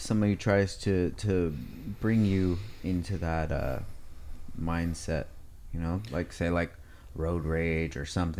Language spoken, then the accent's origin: English; Oxnard, California, United States; I was born in Oxnard as well, same area too